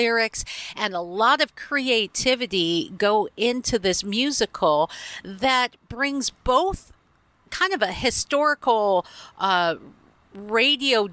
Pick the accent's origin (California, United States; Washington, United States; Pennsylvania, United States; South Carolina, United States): Washington, United States; Seattle; my hometown here in Seattle